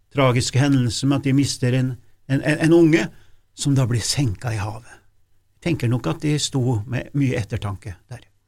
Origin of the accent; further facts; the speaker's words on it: Norway; vi er fra Norge